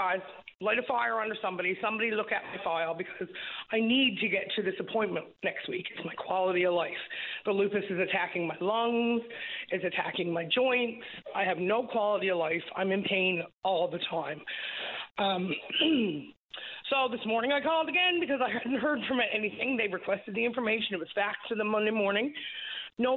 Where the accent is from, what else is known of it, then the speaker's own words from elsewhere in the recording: Labrador City, Newfoundland and Labrador, Canada; now in Gander, Canada; I'm from Labrador City